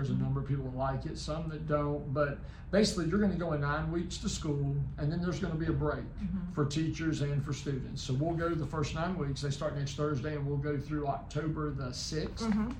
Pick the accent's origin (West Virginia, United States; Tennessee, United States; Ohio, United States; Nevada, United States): West Virginia, United States; moved away as an adult; now in South Carolina, United States; I'm originally from West Virginia, so go Mountaineers. I was born and raised in West Virginia, spent time in Virginia, and then straight out of college, out of Roanoke College in Salem, Virginia.